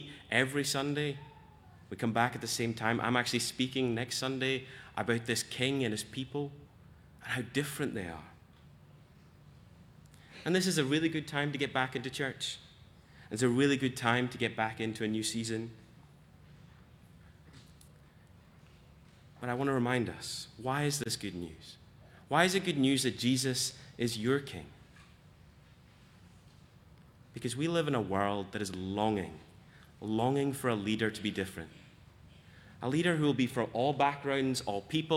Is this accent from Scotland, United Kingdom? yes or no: yes; Scotland, United Kingdom; As a Scot